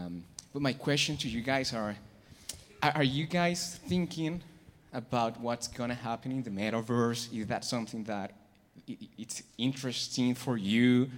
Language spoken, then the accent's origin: English; Colombia; I'm from Colombia. Being a kid coming from South America